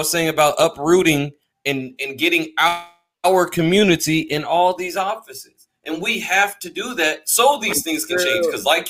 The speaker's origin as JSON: {"language": "English", "region": "Florida", "country": "United States", "said": "I'm from Florida."}